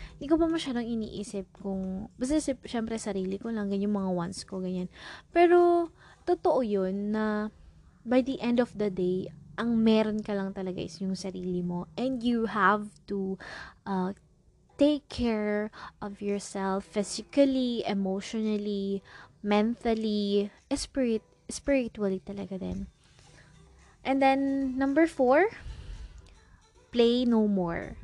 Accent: Philippines; as a Filipino

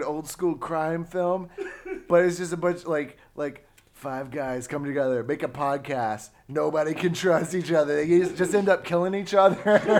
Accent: Georgia, United States; moved away; I'm from Georgia. Down south.

